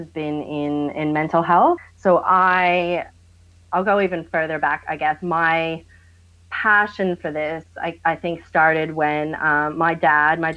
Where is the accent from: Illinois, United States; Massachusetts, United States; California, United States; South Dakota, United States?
Massachusetts, United States; Boston; now in Australia; I'm from Boston, Massachusetts, in the US